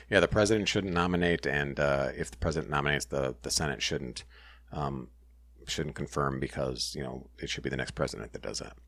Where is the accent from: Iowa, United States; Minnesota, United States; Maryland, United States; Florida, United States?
Minnesota, United States; I'm from Minnesota, Minnesota school